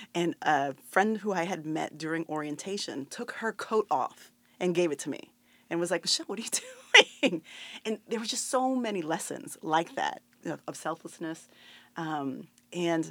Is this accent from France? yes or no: no; Puerto Rico; moved away as an adult; also born or lived in New York City; I was actually coming from Puerto Rico.